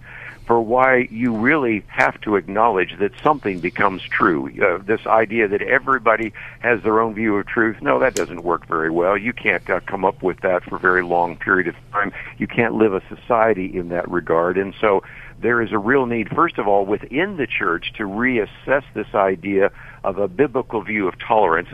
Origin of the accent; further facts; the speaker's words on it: Berkeley, California, United States; I was born in Berkeley, California, so I understand the culture in which you're speaking right now, and grew up in the San Francisco Bay Area